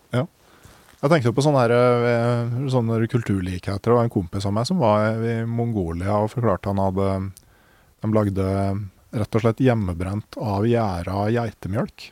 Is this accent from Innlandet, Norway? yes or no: yes; Gausdal, Innlandet, Norway; som i Gausdal, der jeg kommer fra